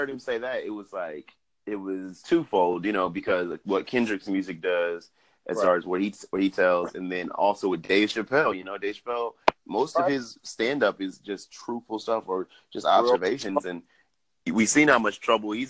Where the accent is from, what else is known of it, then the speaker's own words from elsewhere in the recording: Jamaica; I'm Jamaican.